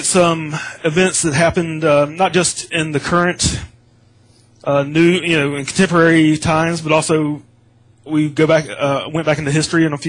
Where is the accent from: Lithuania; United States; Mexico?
United States; growing up in America